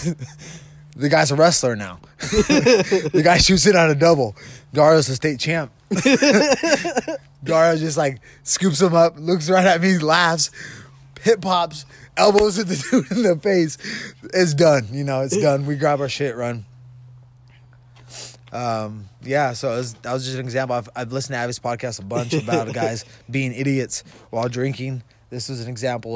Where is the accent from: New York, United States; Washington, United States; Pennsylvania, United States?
Washington, United States; Vancouver; also born or lived in Portland, Oregon; I'm a Vancouver, Washington boy